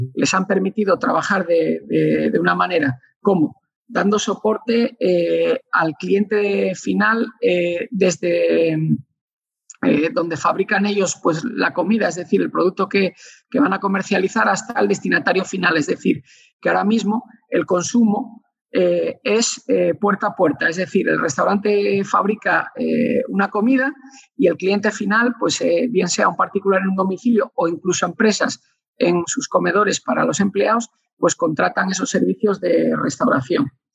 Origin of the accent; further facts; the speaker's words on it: Asturias, Spain; como, buen asturiano